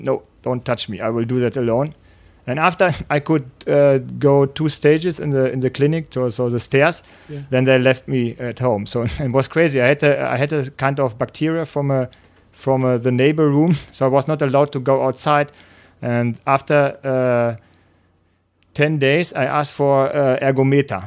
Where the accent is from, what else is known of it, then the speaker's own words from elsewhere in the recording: near Gütersloh, North Rhine-Westphalia, Germany; English is a second language; my first triathlon was in Gütersloh. It's close to where I'm raced up.